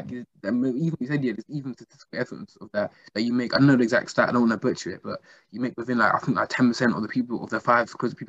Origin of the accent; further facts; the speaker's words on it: Nigeria; I'm from Nigeria, seeing the amount of work needs to be done back home in Africa and all that kind of stuff